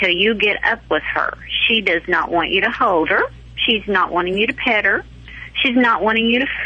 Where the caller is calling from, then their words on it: Oklahoma, United States; Uh, Oklahoma.